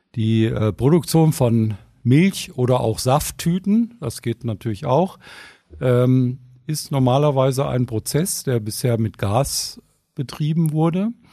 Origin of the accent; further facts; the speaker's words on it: Ruhr area, North Rhine-Westphalia, Germany; Ich komme ja aus dem Ruhrgebiet, ne, da wo alle Leute mit schwarzen Gesichtern rumrennen ne, und die Luft schlecht ist